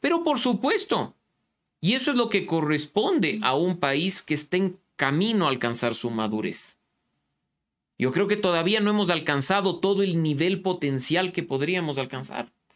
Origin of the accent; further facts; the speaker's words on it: Ecuador; reconocernos como ecuatorianos